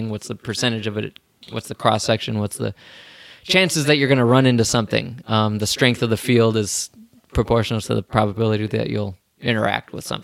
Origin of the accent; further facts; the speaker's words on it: Bettendorf, Iowa, United States; We both graduated from Bettendorf High School, so it's kind of a weird thing. We're both from Iowa